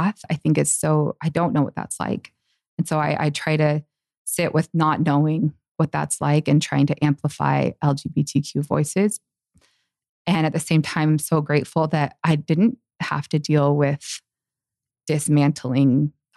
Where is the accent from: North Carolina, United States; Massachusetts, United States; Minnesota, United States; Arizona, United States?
Arizona, United States; Tempe; in the area I grew up in Tempe, Arizona